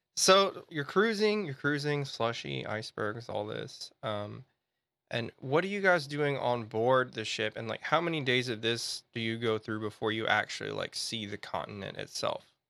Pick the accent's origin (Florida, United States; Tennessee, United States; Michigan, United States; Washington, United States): Tennessee, United States; Memphis; my hometown, Memphis, Tennessee